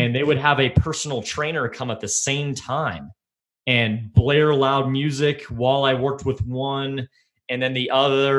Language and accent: English; Texas, United States; now in Colorado, United States; I'm from Texas